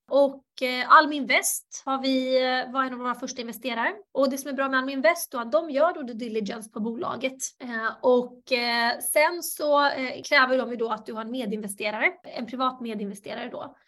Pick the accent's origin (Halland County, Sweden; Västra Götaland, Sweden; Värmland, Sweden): Halland County, Sweden; Halmstad; also born or lived in Bosnia and Herzegovina / New York; Jag föddes i Bosnien, Hercegovina och kom till Sverige som flykting 92. Växte upp i Halmstad